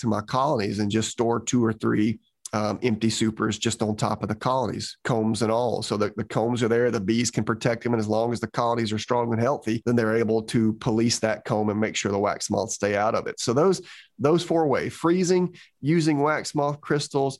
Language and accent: English; Georgia, United States; when I was growing up in Georgia